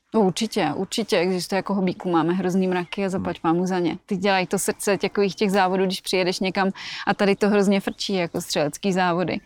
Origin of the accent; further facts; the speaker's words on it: Plzeň Region, Czechia; also born or lived in Colorado, United States / Minnesota, United States; Já jsem tady vyrostla.